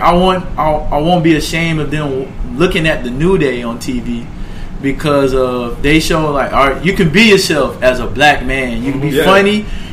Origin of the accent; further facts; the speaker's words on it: Louisiana, United States; See, I'm from Louisiana. You couldn't. Anything No Limit or Cash Money, bro.